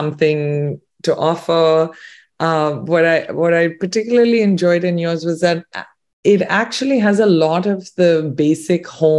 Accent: India; I'm Indian. I've cooked, you know, Indian food and eaten it all my life.

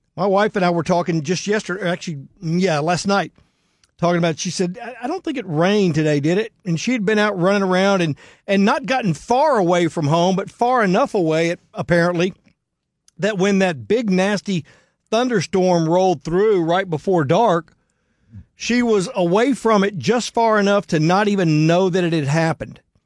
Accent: Houston, Texas, United States

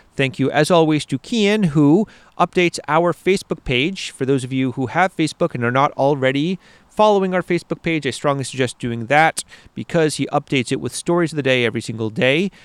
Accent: Maine, United States; moved away as an adult; now in Latvia; growing up in Maine

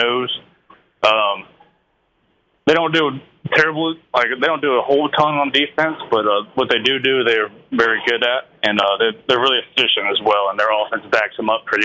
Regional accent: North Carolina, United States; moved away; also born or lived in Mississippi; I'm from North Carolina, but I've lived in Mississippi the past couple of years

